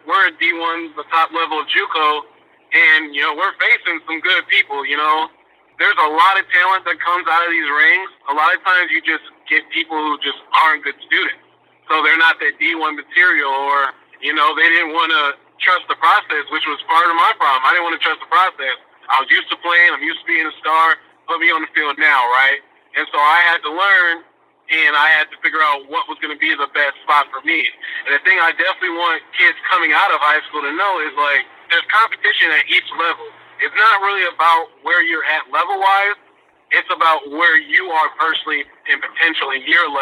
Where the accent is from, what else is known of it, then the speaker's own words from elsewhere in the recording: Freeport, Illinois, United States; I come from Freeport High School, Freeport Senior High School in Freeport, Illinois, graduate class of 2014.